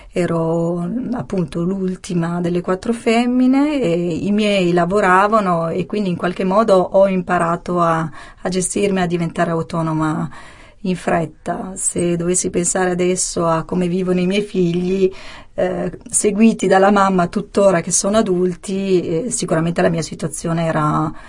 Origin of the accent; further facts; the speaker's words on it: Sicily, Italy; born there; sì, sono nata in Sicilia, in provincia di, di Ragusa, e ovviamente vivo da tanti anni qui al nord e quindi ho perso mm, l'accento